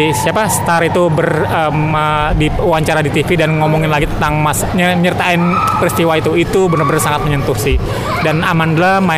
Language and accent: Indonesian; Banten, Indonesia; aku kan dari Banten ya